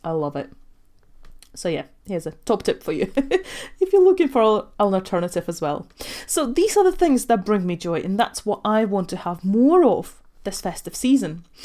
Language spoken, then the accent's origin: English; Ogre, Latvia; moved away; I actually grew up in Latvia, so I was born and raised in Russian family